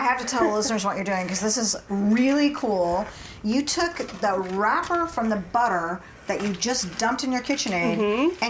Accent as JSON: {"language": "English", "town": "Portland", "region": "Oregon", "country": "United States", "tie": "born or raised there", "also_born_or_lived": "Seattle, Washington / Colorado", "moved": "as an adult", "said": "I grew up in Portland."}